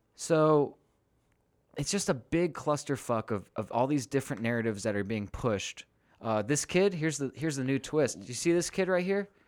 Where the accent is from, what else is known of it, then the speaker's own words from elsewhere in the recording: California, United States; moved away as an adult; I grew up in libtarptopia in California